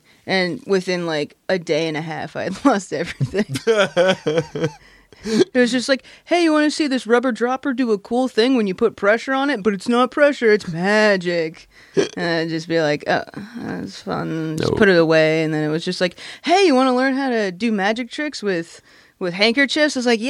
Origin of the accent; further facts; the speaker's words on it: North Hampton, New Hampshire, United States; I'm from New Hampshire.